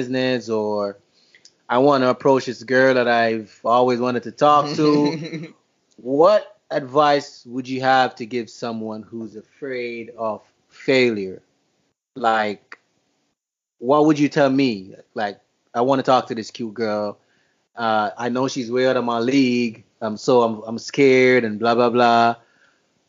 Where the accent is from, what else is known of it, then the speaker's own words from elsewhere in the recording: Jamaica; I'm Jamaican